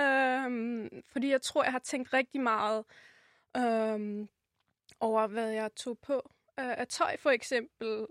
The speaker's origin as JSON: {"language": "Danish", "town": "Rotenburg an der Wümme", "region": "Lower Saxony", "country": "Germany", "tie": "born or raised there", "second_language": "Danish", "moved": "as an adult", "lives_now": "Copenhagen, Denmark", "said": "født i Tyskland og opvokset der i 21 år"}